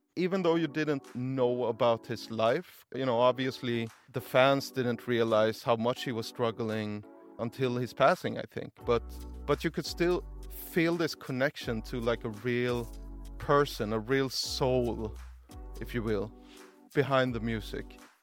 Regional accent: Gothenburg, Västra Götaland, Sweden; now in Stockholm, Sweden; I was just in Gothenburg, my, my hometown, visiting my brother

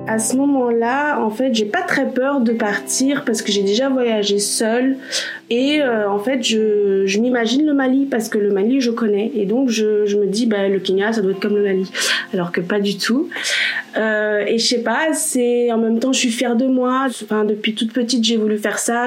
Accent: Belgium; also born or lived in Poland; je suis belgo-polonaise

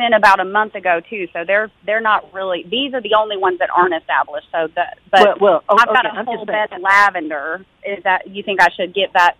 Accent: Georgia, United States; now in Kansas City, United States; I'm from Georgia

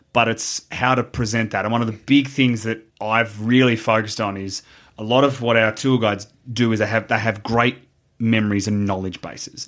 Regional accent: Australia; as an Australian

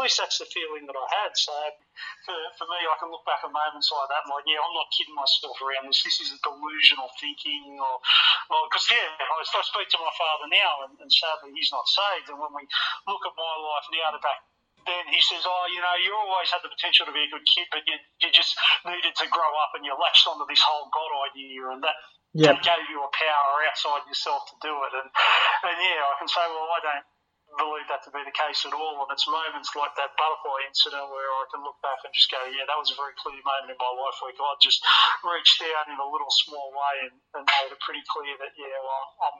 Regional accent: Wollongong, New South Wales, Australia; this is …. We're from Wollongong and we're here.

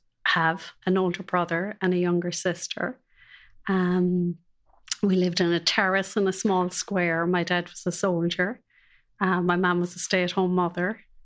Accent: Cork, Munster, Ireland; It was lovely. It was very free. It was very innocent.

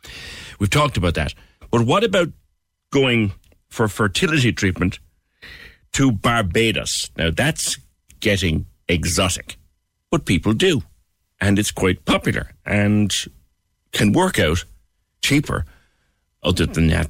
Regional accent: Cork, Munster, Ireland; Good. We have conquered the world, us Corkies, haven't we?

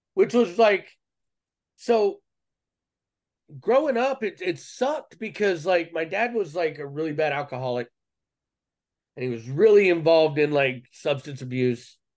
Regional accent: Cleveland, Ohio, United States; I was born in Cleveland, Ohio, in the mid '80s

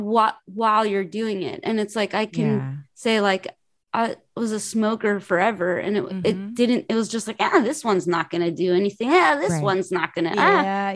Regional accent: Los Angeles, California, United States; also born or lived in New York; I'm from Los Angeles. I only lived in Los Angeles and New York.

